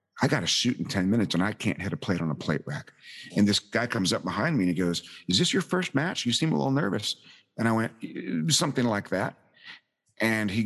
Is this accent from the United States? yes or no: yes; the South, United States; Us rude Americans